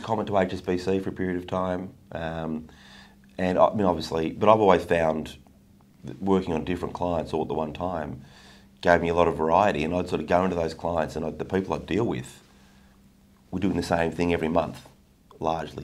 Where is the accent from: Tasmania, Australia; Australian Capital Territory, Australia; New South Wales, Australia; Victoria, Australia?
Australian Capital Territory, Australia; Canberra; I grew up in Canberra